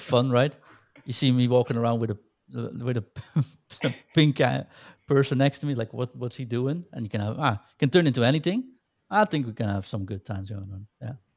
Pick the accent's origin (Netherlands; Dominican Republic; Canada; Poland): Netherlands; accent: Dutch; I'm, uh, from the Netherlands, as you can hear with my lovely accent